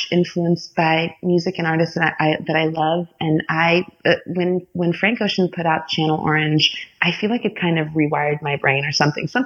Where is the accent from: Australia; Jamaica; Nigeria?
Nigeria; born there; also born or lived in Florida; I was born in Nigeria and I'm Indian, and then we lived in Florida